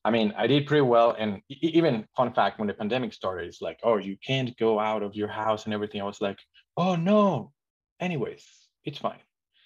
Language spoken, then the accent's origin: English; Mexico; But even growing up, I still felt pretty unsafe going outside my house